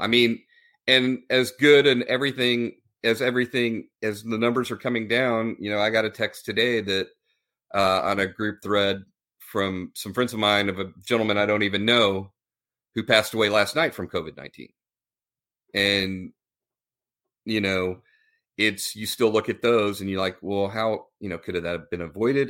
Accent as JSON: {"language": "English", "region": "Texas", "country": "United States", "tie": "born or raised there", "said": "Scott and I went to high school together. We were raised in the Texas public school system"}